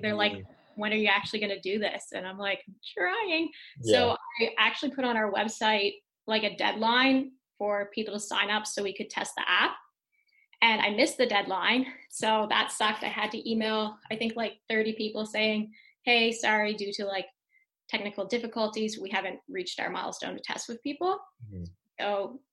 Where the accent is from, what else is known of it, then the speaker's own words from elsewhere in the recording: St. Stephen, New Brunswick, Canada; there's not any app developers, I think, in our hometown